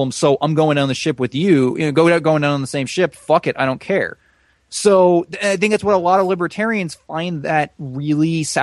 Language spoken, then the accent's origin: English; United States; As an American